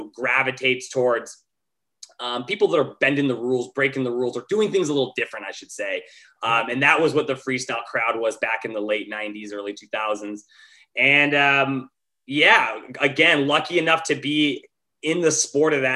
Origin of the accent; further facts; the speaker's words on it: Montana, United States; moved away as an adult; now in Los Angeles, United States; I grew up in Montana.